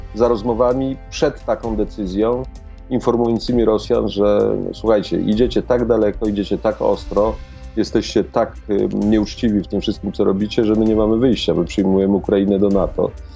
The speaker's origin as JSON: {"language": "Polish", "country": "Poland", "said": "ja z Polski"}